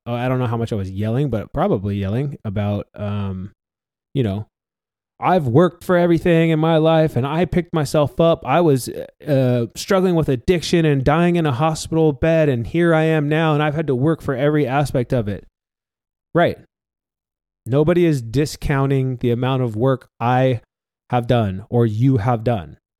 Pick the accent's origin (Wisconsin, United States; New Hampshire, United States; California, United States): California, United States; San Diego; I grew up in North County, San Diego middle class family